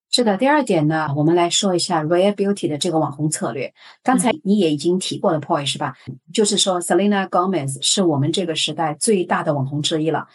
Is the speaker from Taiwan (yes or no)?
no; Shanghai, China; moved away; 作为上海人来说